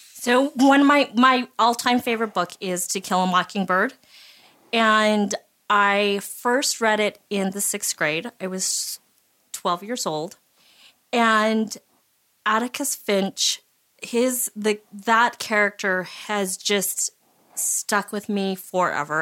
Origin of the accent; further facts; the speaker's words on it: Utah, United States; having grown up in Utah and being Japanese American